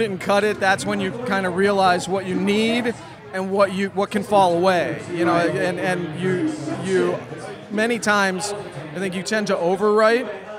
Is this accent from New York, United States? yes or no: no; Chicago, Illinois, United States; now in Los Angeles, United States; I'm originally from Chicago, but I've been in L.A. for over a decade now.